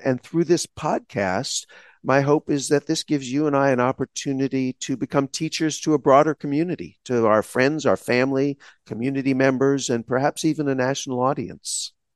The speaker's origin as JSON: {"language": "English", "region": "Texas", "country": "United States", "tie": "born or raised there", "said": "I grew up in Texas in a small town, during a segregated period of the United States history"}